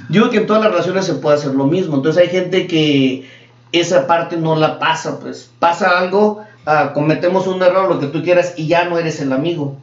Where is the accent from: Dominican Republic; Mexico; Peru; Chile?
Mexico; now in United States; venimos de Escuela de México